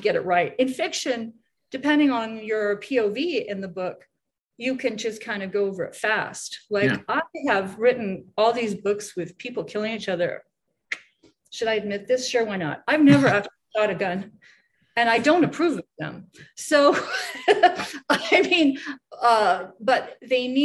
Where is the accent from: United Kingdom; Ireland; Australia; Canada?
Canada; now in United States; I'm Canadian